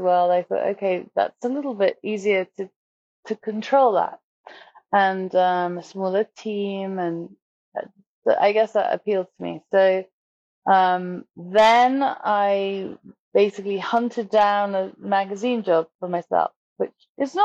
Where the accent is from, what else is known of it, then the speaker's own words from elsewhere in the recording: South East England, United Kingdom; I grew up just outside London